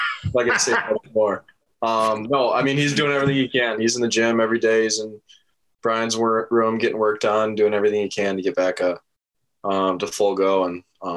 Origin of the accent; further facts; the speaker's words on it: Minnesota, United States; growing up in Minnesota, you watch a lot of college hockey as a kid